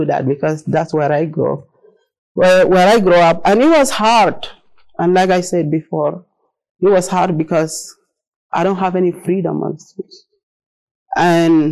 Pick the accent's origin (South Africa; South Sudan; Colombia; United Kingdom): South Sudan; English is a second language; moved away as an adult; I'm from South Sudan originally. I speak Arabic, Dinka, a little bit English